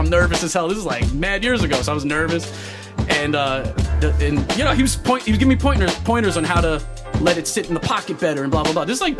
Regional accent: New York, United States; Especially born and raised in New York

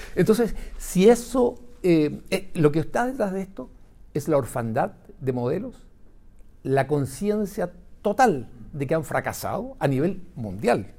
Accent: Chile; como chilenos

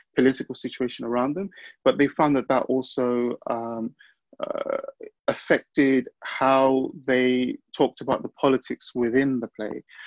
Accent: London, United Kingdom; growing up in London, uh, boys of my background and the neighborhood I was growing up

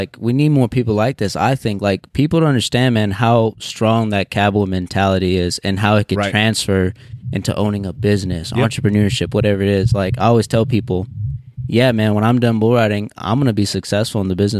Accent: Seminole, Texas, United States; Sure, you blink, you might miss it, man. It's right near, it's on the borderline of Hobbs, New Mexico, right near Odessa, Texas.

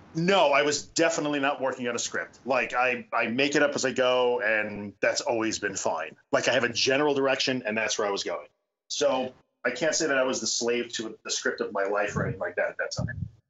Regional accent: Long Island, New York, United States; also born or lived in Brooklyn / Buffalo; I am a New Yorker. I was born in Brooklyn and I grew up on Long Island, and I've been here most of my life

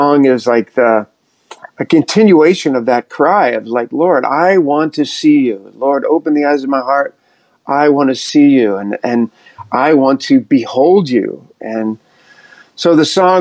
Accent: outside Philadelphia, New Jersey, United States; moved away as an adult; also born or lived in Texas; now in New York City, United States; we grew up right outside of Philadelphia in Jersey

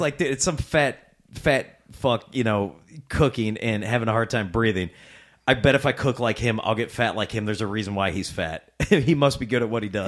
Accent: Rock Island, Illinois, United States; Born and raised in Rock Island, um, most of my life

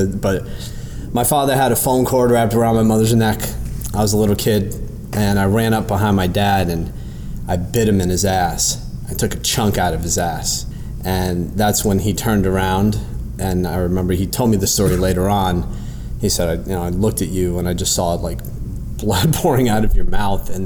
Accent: Springfield, Massachusetts, United States; moved away; also born or lived in New York; I was born in Springfield, Massachusetts

